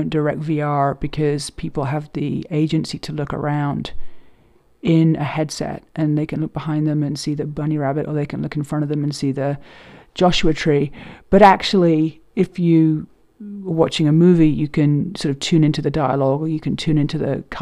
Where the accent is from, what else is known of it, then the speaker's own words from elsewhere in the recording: London, United Kingdom; moved away as an adult; also born or lived in New York; Growing up in London